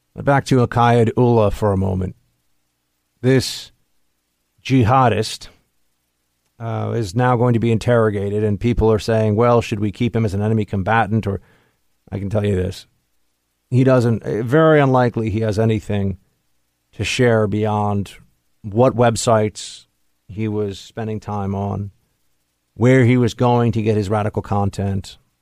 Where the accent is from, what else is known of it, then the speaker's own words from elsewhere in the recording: New York City, New York, United States; here in New York City, here in my hometown